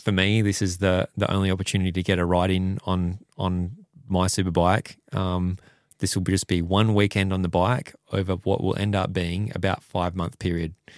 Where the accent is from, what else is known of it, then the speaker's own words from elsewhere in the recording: Perth, Western Australia, Australia; I'm from Perth and Wanneroo Racetrack is the local one at home